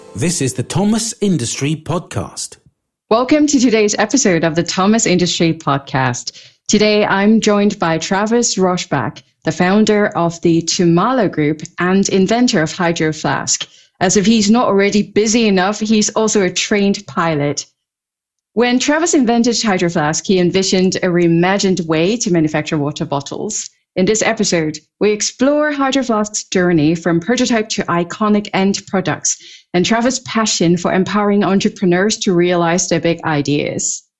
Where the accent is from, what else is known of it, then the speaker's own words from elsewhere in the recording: Hong Kong; moved away; also born or lived in Europe; I grew up in Hong Kong and spent many years in Europe